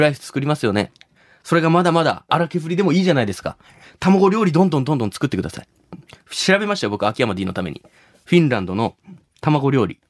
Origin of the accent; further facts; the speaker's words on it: Shimabara, Nagasaki, Japan; 出身が長崎の島原ってとこ